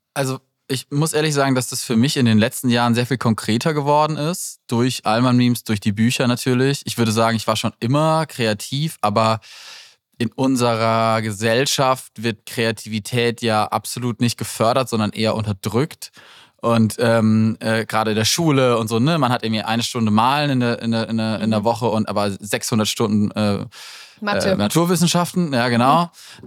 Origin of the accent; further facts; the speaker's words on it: Black Forest, near Freiburg, Baden-Württemberg, Germany; Ich komme aus, aus dem Schwarzwald